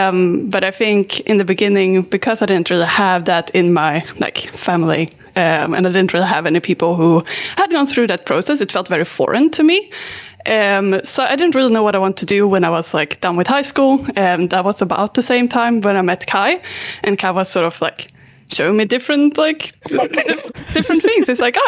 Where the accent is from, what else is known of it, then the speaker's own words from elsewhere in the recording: Sweden; I'm from Sweden. That one's easy. And yeah, I also been moving around a lot.